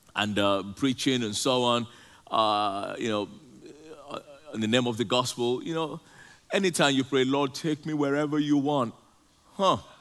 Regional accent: Nigeria; moved away; I grew up, I grew up in Nigeria

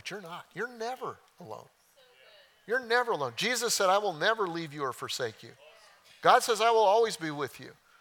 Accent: Oklahoma, United States; I'm from Oklahoma

